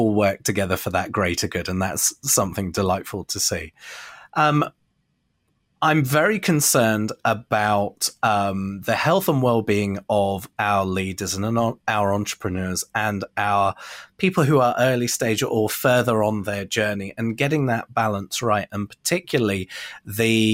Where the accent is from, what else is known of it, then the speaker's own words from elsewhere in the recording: Bournemouth, South West England, United Kingdom; moved away; my hometown of Bournemouth, UK